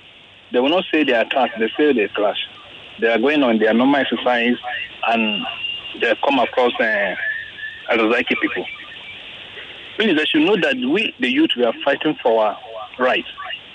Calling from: Lagos, Nigeria; I'm calling from Ikoyi.

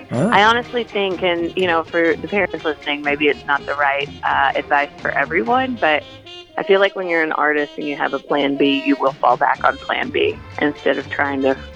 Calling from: Charleston, South Carolina, United States; I'm actually but I'm in Charles. I'm calling you from Charleston

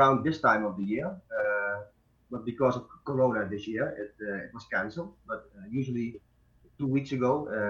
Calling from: Deest, Gelderland, Netherlands; I'm calling from Deest, and Deest is like a really small village near Nijmegen. Nijmegen is the biggest city in the neighborhood here.

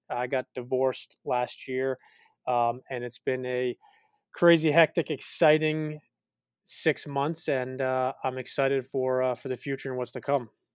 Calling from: Greenwich, Connecticut, United States; I'm calling in from Greenwich, Connecticut, in the United States.

